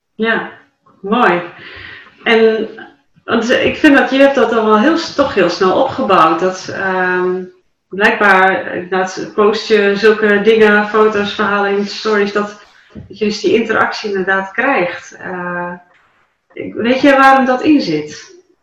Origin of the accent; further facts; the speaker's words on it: Dalen, Drenthe, Netherlands; in Dalen, toen vroeg ik mijn geboortedorp